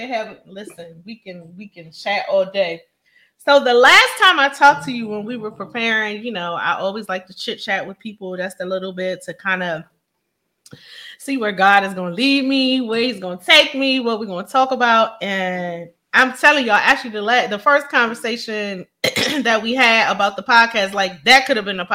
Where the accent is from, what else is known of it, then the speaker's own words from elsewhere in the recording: Philadelphia, Pennsylvania, United States; Philly, my hometown